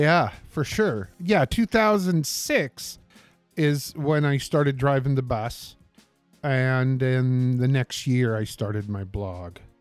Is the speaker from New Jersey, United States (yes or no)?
no; Portland, Oregon, United States; I grew up on forty-sixth and Ainsworth